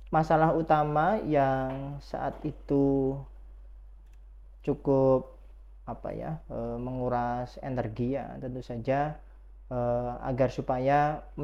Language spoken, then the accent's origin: Indonesian; Lamongan, East Java, Indonesia; saya asli dari Jawa, uh, Lamongan